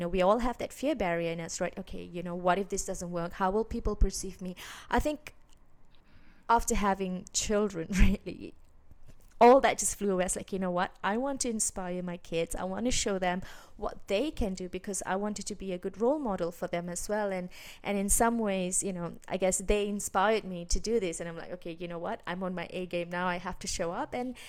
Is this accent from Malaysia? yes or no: yes; Malaysia; I grew up in Asia, in Malaysia, and over there, you know, school is a very traditional system